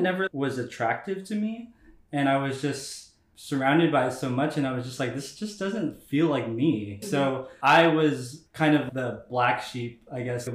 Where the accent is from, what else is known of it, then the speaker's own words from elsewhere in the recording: Bay Area, California, United States; moved away as an adult; now in Brooklyn, United States; I'm from the Bay Area. I've been living in Brooklyn, New York for the past year and a half